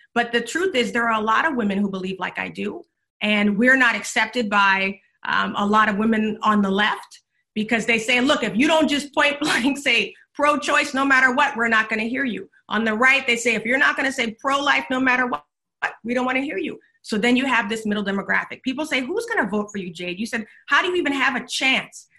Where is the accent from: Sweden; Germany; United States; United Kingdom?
United States; Charleston, South Carolina; now in Texas, United States; I'm from Charleston, South Carolina, originally